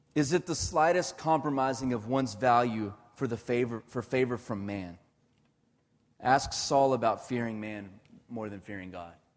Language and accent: English; Irving, Texas, United States; I grew up in Irving my whole life